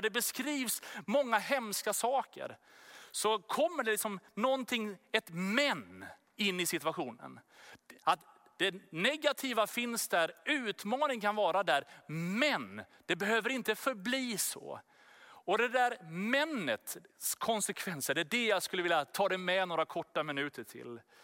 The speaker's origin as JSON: {"language": "Swedish", "country": "Sweden", "said": "Vi är ju svenskar, vi bor här i Sverige"}